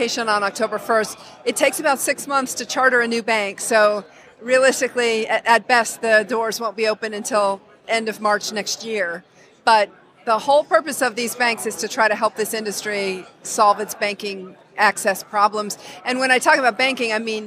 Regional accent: Wyoming, United States; moved away as an adult; also born or lived in New York area; I grew up in Wyoming. I spent half my life in Wyoming and half my life in the New York area.

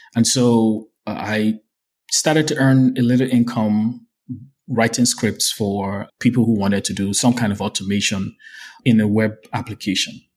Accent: Nigeria; as a Nigerian

